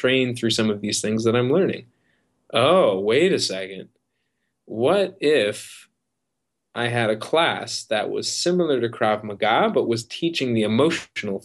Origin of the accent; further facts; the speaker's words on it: Midwest, United States; I grew up in the Midwest